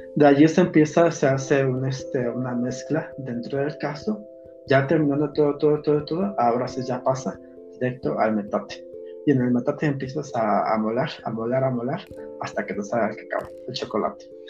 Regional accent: Ixmiquilpan, Hidalgo, Mexico; Son mis tradiciones, mis costumbres de, mi pueblo.

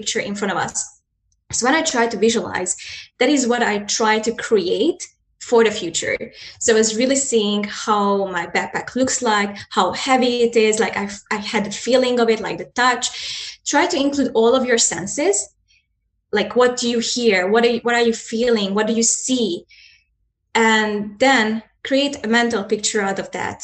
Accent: Hungary; I'm a Hungarian and I live close to Ukrainian and Romanian border

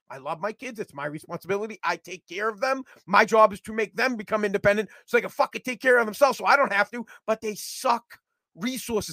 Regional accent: United States; I'm from the United States of America and I speak American

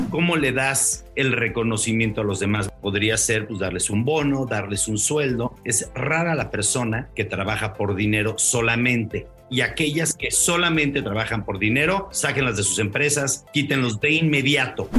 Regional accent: Mexico; como mexicanos

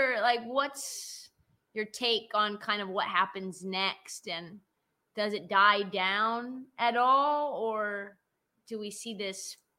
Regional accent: Portland, Oregon, United States; I grew up in Portland

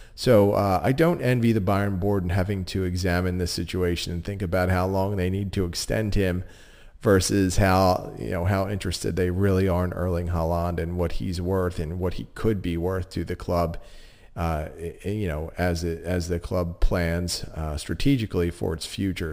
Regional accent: Philadelphia, Pennsylvania, United States; being from Philadelphia

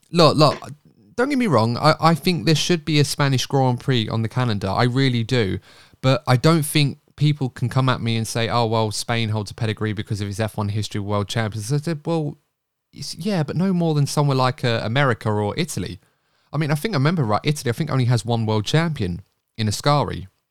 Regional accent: United Kingdom; being British

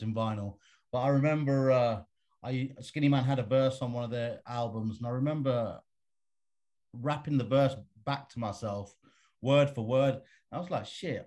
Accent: Birmingham, West Midlands, United Kingdom; moved away as an adult; now in London, United Kingdom; I grew up in a place called Birmingham, which is like the Midlands, as they call it, in England

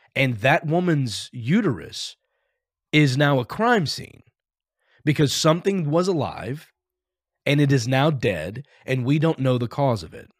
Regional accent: Texas, United States; I grew up in Texas

